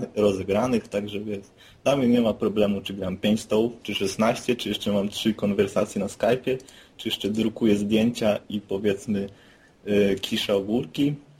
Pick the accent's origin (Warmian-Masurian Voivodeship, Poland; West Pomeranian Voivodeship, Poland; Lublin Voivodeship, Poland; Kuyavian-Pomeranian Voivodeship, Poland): West Pomeranian Voivodeship, Poland; Szczecin; z nadmorza, czyli ze Szczecina